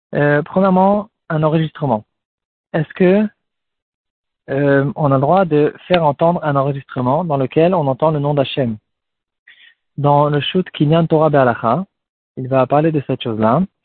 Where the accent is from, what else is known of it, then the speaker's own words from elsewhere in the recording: France; nous aussi en tant que Français